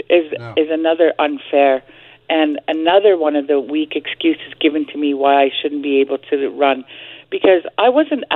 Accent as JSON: {"language": "English", "town": "Telegraph Creek", "region": "British Columbia", "country": "Canada", "tie": "born or raised there", "said": "that's where I'm from. I grew up in Telegraph Creek."}